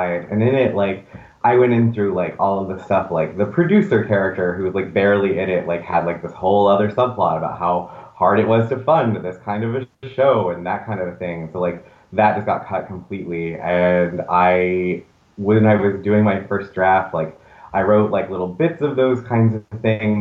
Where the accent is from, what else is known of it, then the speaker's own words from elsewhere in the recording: the South, United States; moved away as an adult; now in New York City, United States; I grew up, you know, in the South, and I just wanted to get to New York City